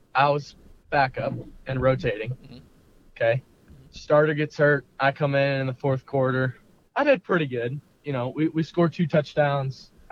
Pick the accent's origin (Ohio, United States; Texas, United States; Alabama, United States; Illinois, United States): Texas, United States; Westlake, Austin; Growing up in Westlake